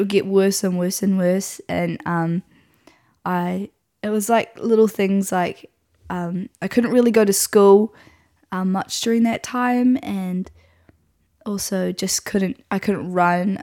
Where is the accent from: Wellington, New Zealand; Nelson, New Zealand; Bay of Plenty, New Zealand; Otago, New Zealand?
Nelson, New Zealand; I grew up in Nelson, um, which is where I still am